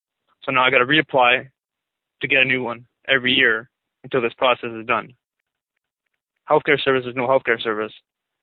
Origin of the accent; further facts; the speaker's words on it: Canada; born there; and I was born in Canada.